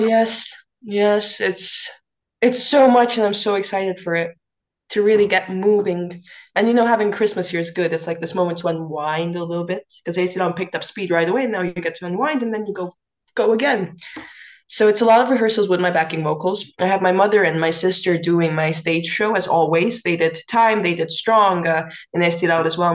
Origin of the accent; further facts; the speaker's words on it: Estonia; I'm a singer from Estonia